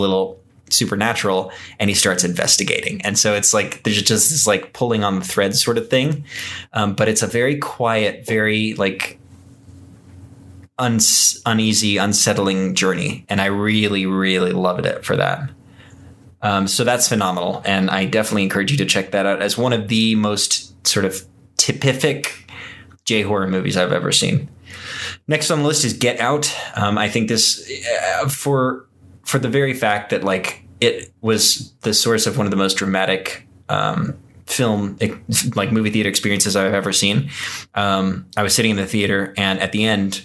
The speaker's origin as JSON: {"language": "English", "region": "Texas", "country": "United States", "tie": "born or raised there", "said": "I was raised in Texas"}